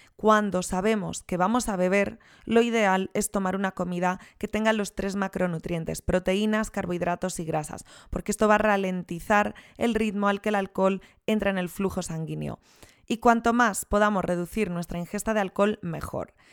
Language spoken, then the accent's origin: Spanish; Rías Baixas, Galicia, Spain; yo soy de las Rías Baixas